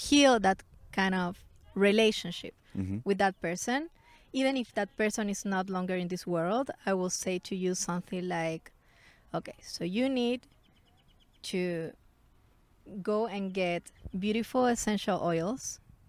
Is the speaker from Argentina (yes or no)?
no; Santiago, Santiago Metropolitan Region, Chile; I grew up in Chile. I was born in Chile, in Santiago, the capital.